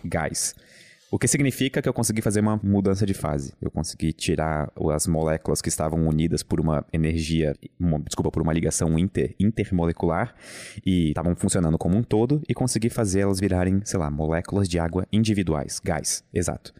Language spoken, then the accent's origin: Portuguese; Brusque, Santa Catarina, Brazil; eu venho de Brusque